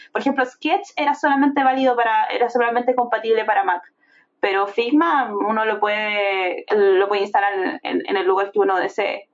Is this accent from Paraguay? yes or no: no; Viña del Mar, Valparaíso, Chile; yo vengo de un estatus social bastante bajo soy de Viña del Mar, de una población de Viña del Mar, específicamente Reñaca Alto